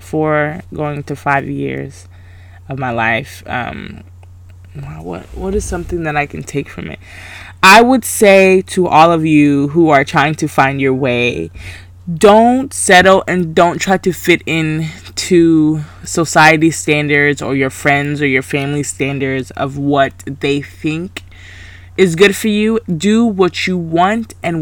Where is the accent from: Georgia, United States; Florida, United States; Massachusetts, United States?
Georgia, United States; Grayson; also born or lived in Valdosta, Georgia; I was raised in Selma, but I went to Grayson